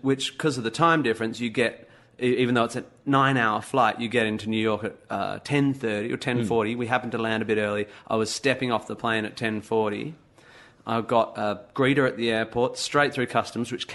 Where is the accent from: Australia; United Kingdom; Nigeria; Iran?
Australia; I'm an Aussie